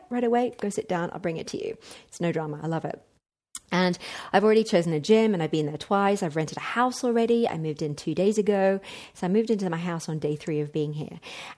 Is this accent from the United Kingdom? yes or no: no; Mexico; In fact, 3 bars better than it was in my hometown in Mexico.